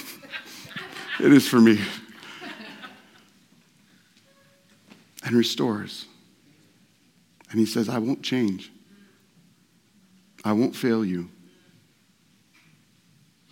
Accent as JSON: {"language": "English", "region": "Nebraska", "country": "United States", "tie": "born or raised there", "said": "I was born in Nebraska"}